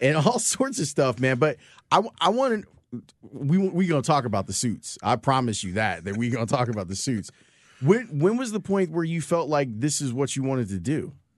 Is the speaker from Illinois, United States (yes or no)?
yes; Chicago, Illinois, United States; I'm a kid from the South Side